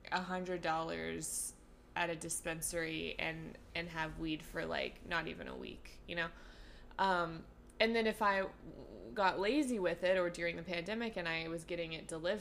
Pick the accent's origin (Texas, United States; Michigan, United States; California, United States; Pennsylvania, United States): California, United States; moved away as an adult; also born or lived in Los Angeles, United States; now in New York, United States; I'm from California